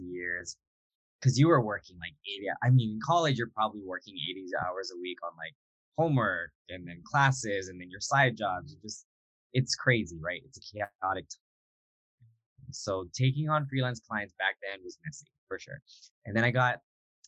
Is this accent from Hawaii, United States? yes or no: yes; Hilo, Hawaii, United States; moved away; I was actually in my hometown of Hilo from March to July